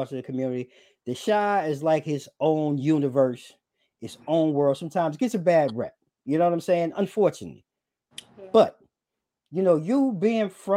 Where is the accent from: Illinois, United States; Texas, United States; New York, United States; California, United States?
New York, United States; growing up in New York